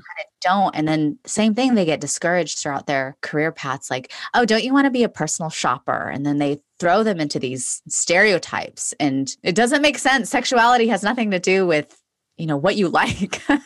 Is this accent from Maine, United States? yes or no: no; Los Angeles, California, United States; I was born and raised in Los Angeles, California